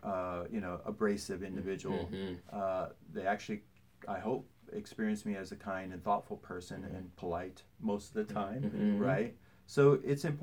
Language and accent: English; Midwest, United States; moved away as an adult; also born or lived in New York City; now in Atlanta, United States; when I grew up in the Midwest